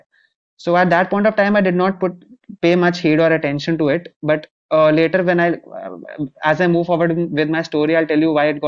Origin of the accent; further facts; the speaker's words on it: India; I eventually took up psychiatry here in my home country.